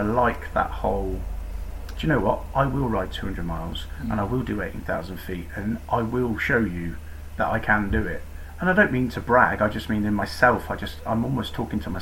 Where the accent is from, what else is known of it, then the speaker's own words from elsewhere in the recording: Newquay, South West England, United Kingdom; also born or lived in Truro; I grew up in Cornwall, I was born in Cornwall, went to school in Newquay